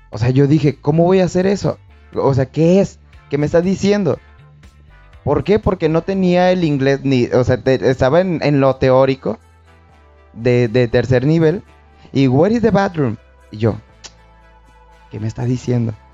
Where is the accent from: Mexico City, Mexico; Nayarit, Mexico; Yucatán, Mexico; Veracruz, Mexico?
Nayarit, Mexico; Tepic; now in Puerto Vallarta, Mexico; Yo venía de Tepic vengo de Tepic, entonces busqué una oportunidad de trabajo aquí en Puerto Vallarta